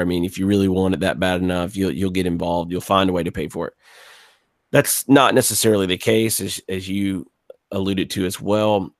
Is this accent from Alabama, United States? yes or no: yes; Gulf Coast, South Alabama, United States; I grew up on the Gulf Coast in South Alabama, two hours east of New Orleans.